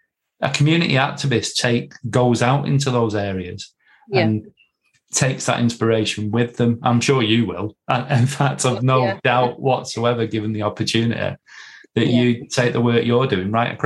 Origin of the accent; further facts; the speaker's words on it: Manchester, North West England, United Kingdom; two blokes from central Manchester, you know, Paul's from Moston and I'm from Clayton